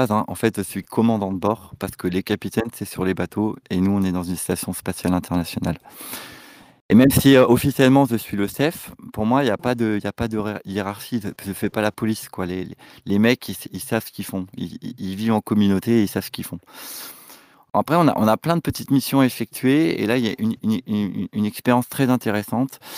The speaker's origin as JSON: {"language": "French", "town": "Dieppe", "region": "Normandy", "country": "France", "tie": "born or raised there", "said": "nous avons grandi ensemble à Dieppe"}